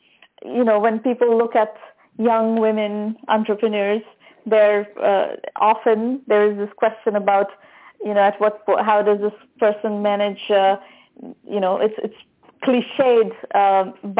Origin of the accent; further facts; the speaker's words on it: India; now in United States; I'm Indian originally, even though I've been in the U.S. now for a very long time